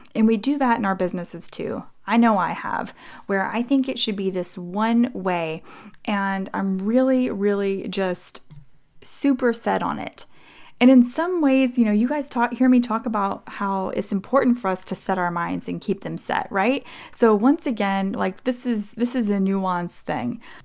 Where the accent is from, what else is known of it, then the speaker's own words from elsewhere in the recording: Texas, United States; I'm from Texas